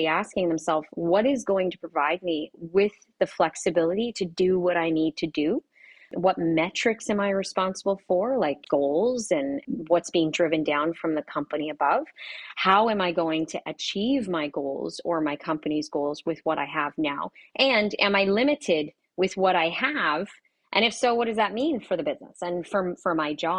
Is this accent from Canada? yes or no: yes; Canada; I'm from, well, you'll probably hear the A's come out, but I am from Canada